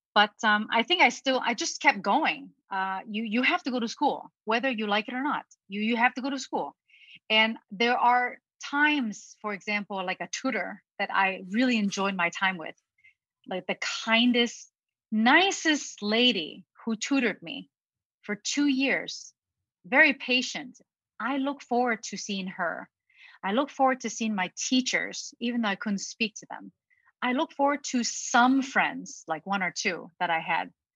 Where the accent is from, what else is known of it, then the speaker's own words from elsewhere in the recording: Ohio, United States; English is a second language; also born or lived in Hong Kong; my family immigrated to the United States in Ohio when I was 10 years old with my younger brother, who is uh, six years younger than me